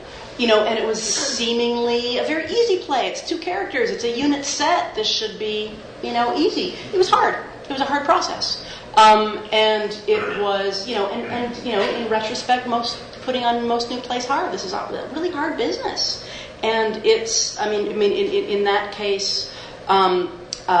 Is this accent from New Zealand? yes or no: no; Canada; there's also part of me that is like a Canadian WASP